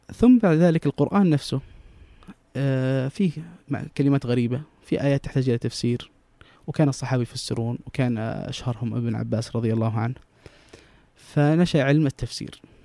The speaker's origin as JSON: {"language": "Arabic", "town": "Jeddah", "region": "Makkah Province", "country": "Saudi Arabia", "also_born_or_lived": "Mecca", "said": "انا من جده لكن درست في مكه"}